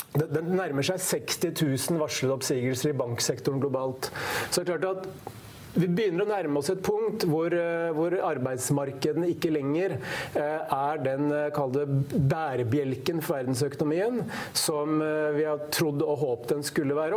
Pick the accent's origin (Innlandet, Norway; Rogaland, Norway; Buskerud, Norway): Innlandet, Norway; Hamar; som vi sier på Hamar, der jeg kommer fra